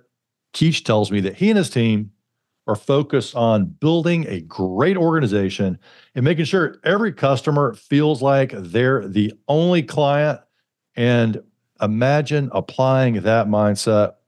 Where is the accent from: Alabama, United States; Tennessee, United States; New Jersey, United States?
Alabama, United States; growing up in Alabama